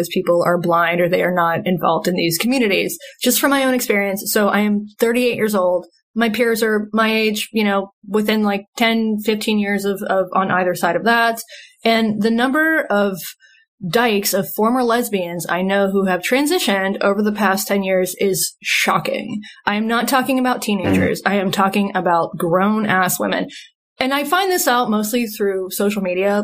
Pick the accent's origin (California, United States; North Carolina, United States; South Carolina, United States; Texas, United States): North Carolina, United States; also born or lived in Seattle; I'm from North Carolina. This has happened in small towns in North Carolina that I've lived